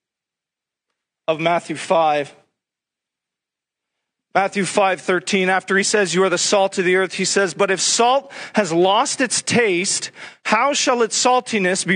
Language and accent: English; Sudbury, Ontario, Canada; I'm from Sudbury, where nickel mining is a big industry.